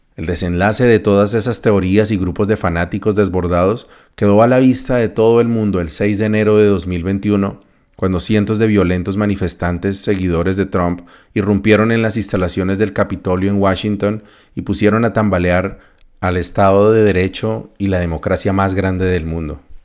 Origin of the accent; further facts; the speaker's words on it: Colombia; moved away as an adult; also born or lived in North America